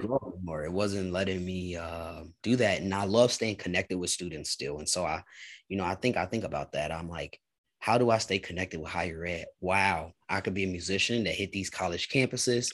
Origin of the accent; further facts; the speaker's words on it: Chicago, Illinois, United States; now in Lawrence, United States; I'm from Chicago, Illinois originally. So mm. Midwest is home